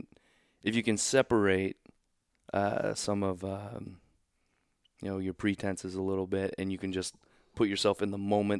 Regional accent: Oklahoma, United States; born there; also born or lived in Kansas City; When we moved to Kansas City, I was born in Oklahoma.

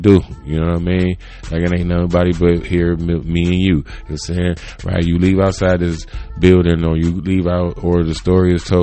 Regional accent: United States; I grew up in America

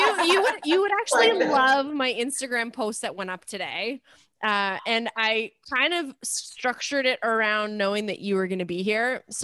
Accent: Canada; I'm Canadian, so I'm allowed to ask these questions.

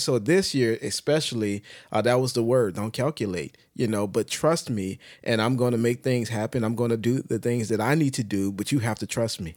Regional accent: United States; speaking as an American

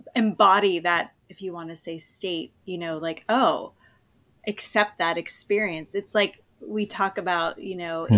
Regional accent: East Coast, United States; moved away as an adult; also born or lived in Berlin, Germany; now in Southern California, United States; I'm originally from the East Coast

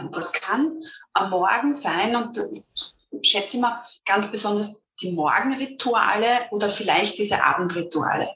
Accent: Lower Austria, Austria; ich bin ähm, Niederösterreicherin

